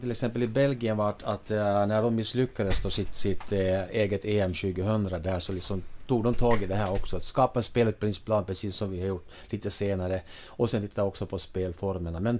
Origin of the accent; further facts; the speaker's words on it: Finland; now in Sweden; när jag, när jag kom över från, från Finland då, mitten på 80-talet.